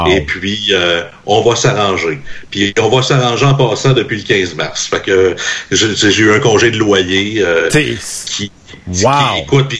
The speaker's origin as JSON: {"language": "French", "town": "Trois-Rivières", "region": "Quebec", "country": "Canada", "said": "Ben, moi, je suis de Trois-Rivières, je sais"}